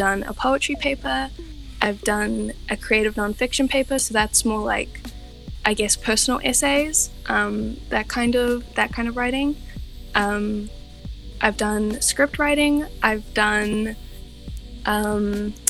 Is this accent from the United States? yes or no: no; New Zealand; I'm from New Zealand